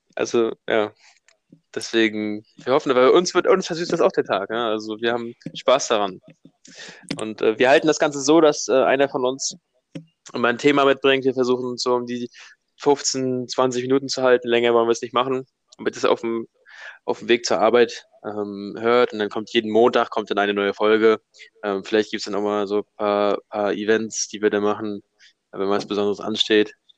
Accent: Hamburg, Germany; wir sind zwei Hamburger Jungs

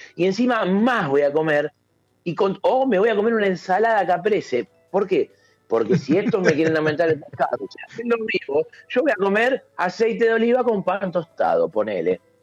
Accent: Argentina; somos argentinos

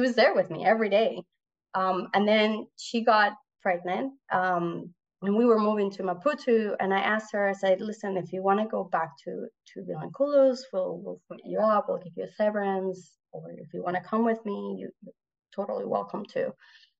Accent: Puerto Rico; first language Spanish; English is a second language; moved away as an adult; also born or lived in Mozambique / South Africa; I grew up in Puerto Rico

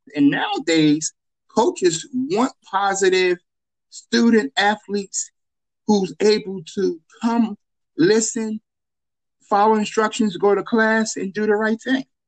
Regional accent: Chester, Pennsylvania, United States; I'm originally from Chester, born and raised in Chester, went to Chester High School

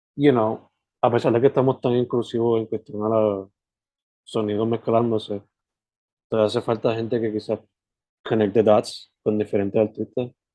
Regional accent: possibly Sabana Grande, southwest, Puerto Rico; now in Carolina, Puerto Rico; Yo originalmente soy del West, del suroeste para ser específico

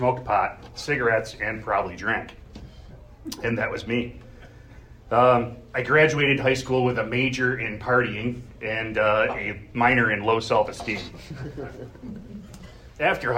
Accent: Gates, New York, United States; I grew up in Gates, surfing the edge of poverty

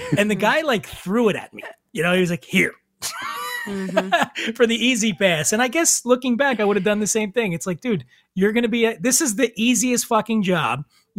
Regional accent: Philadelphia, Pennsylvania, United States; now in Los Angeles, United States; I'm from Philly. That's a city.

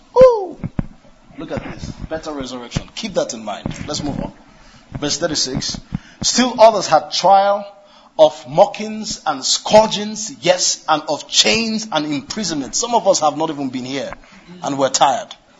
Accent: Kano, Kano State, Nigeria; I was born in Kano, grew up in Kano

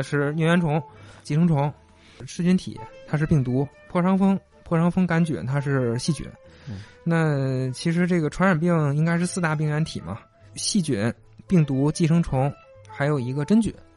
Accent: Shandong, China; 我们山东人

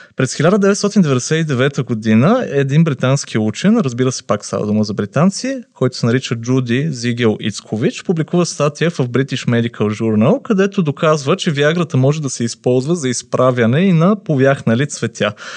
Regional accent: Pleven, Pleven Province, Bulgaria; моя роден град Плевен

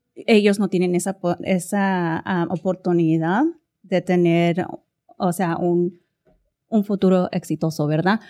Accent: Texas, United States; yo soy de Texas. Tejana.

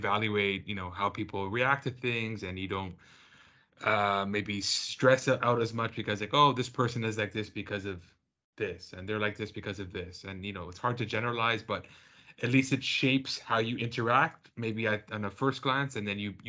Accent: Canada; I'm Canadian, so growing up, you know, I think in North America

